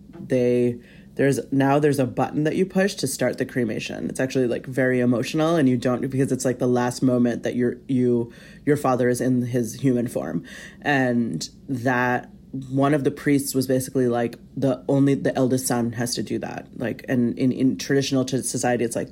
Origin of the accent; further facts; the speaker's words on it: United States; I was born and raised in the United States